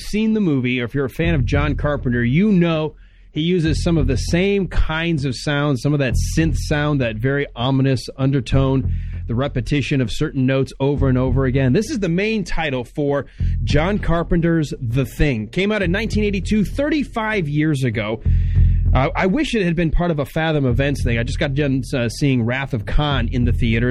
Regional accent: Michigan, United States; up in Michigan where I grew up

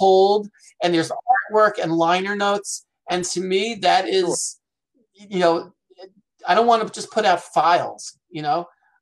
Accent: Rockland County, New York, United States; We grew up in Rockland County, New York

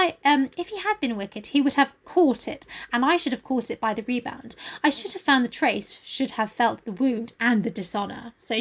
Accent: United Kingdom; Oh, I mean, that's just a rule of being British.

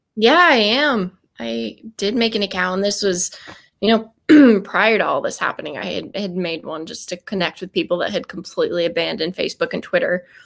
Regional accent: Cheyenne, Wyoming, United States; growing up in Wyoming next to one of the world's largest Air Force bases, um, F E Warren

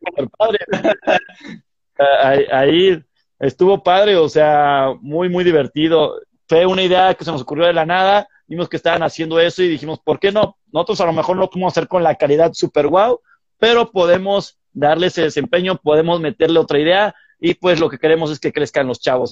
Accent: Irapuato, Guanajuato, Mexico; ahí yo nací, yo soy de Irapuato

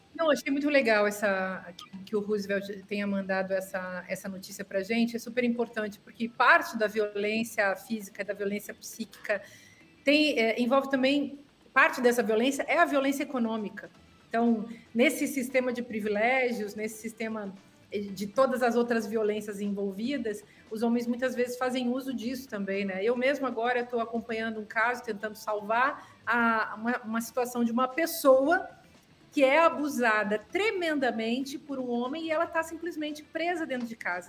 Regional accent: Serra Gaúcha, Rio Grande do Sul, Brazil; moved away; a gente tem o mesmo sotaque lá de onde eu venho, da Serra Gaúcha

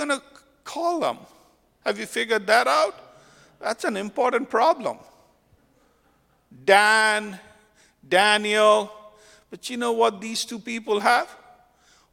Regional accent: India; moved away; When I grew up in India, I had a lot of family members who were really anti-Islam because I grew up in a Hindu family.

